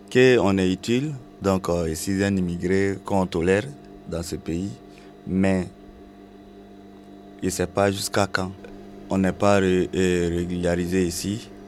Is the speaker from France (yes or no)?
no; Abidjan, Côte d’Ivoire; moved away as an adult; now in Tunis, Tunisia; J'ai 35 ans. Je suis de la Côte d'Ivoire, précisément à Bidjan.